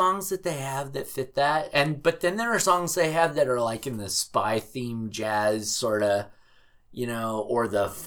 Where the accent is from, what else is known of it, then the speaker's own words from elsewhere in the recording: Southern California, United States; moved away as an adult; now in Seattle, United States; growing up in Southern California